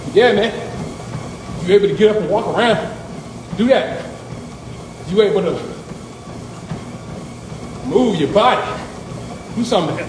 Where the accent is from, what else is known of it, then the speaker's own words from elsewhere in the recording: North Carolina, United States; my home state of North Carolina